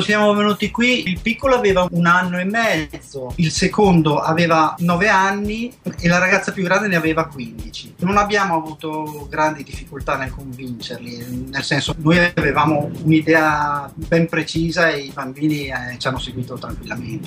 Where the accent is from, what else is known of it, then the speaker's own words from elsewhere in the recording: Trento, Trentino-Alto Adige, Italy; moved away as an adult; also born or lived in Bolzano / Valle di Cembra; now in Philippines; sono nato a Bolzano, poi già da piccolo mi sono trasferito a Trento